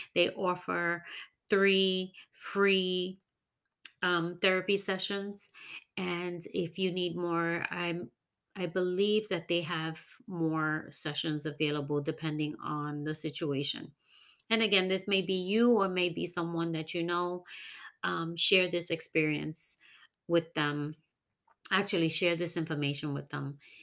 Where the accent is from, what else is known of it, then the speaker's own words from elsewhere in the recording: New York, United States; moved away as an adult; now in Florida, United States; New York is my hometown, and I will always represent my hometown